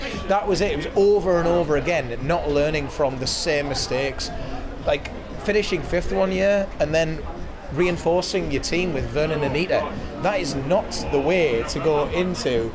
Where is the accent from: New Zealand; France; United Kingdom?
United Kingdom; County Durham, North East England; moved away as an adult; now in Newcastle, United Kingdom; I'm not from Newcastle, but it has always felt like home. Came to uni here, moved up here